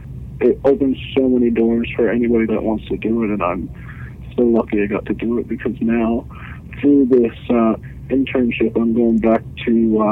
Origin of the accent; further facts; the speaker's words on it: Iqaluit, Nunavut, Canada; I'm born and raised in Iqaluit. I lived the vast majority of my life in the community.